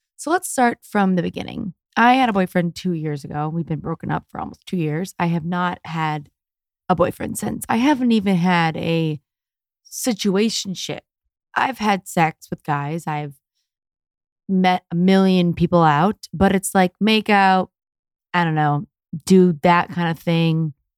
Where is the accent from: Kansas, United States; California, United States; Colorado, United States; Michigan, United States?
Michigan, United States; Detroit; now in Los Angeles, United States; I'm from America and I'm a Jewish girl from Detroit